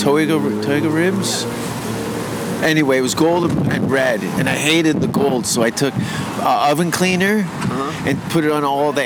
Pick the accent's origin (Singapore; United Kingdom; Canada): Canada; Hamilton, Ontario; I'm from Hamilton, Ontario.